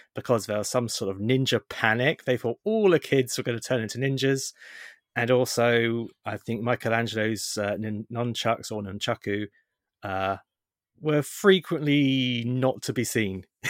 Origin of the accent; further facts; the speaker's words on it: United Kingdom; we're British